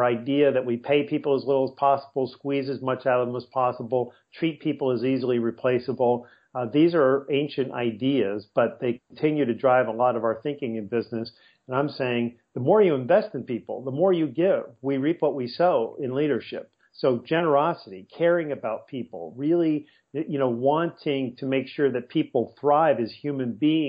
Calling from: La Jolla, California, United States; I'm calling from La Jolla, California, which is about a 12-minute drive from downtown San Diego.

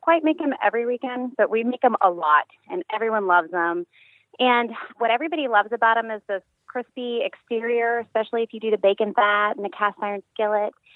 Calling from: Tampa, Florida, United States; I'm calling from Tampa Bay

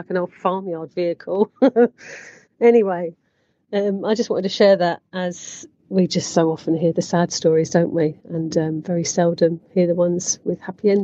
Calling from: Barcelona, Catalonia, Spain; calling from sunny Barcelona

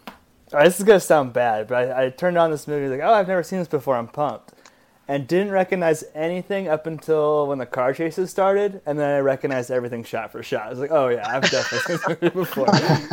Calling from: Denver, Colorado, United States; recording from Denver, Colorado.

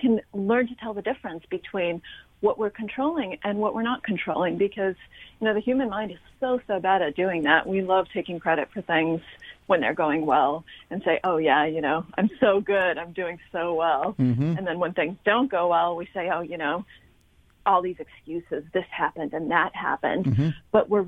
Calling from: New York, United States

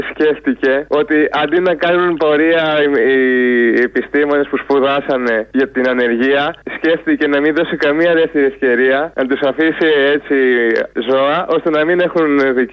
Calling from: Veria, Central Macedonia, Greece; από Βέρεια και έμαθα ότι έρχεται ο Κούλη εδώ πέρα.

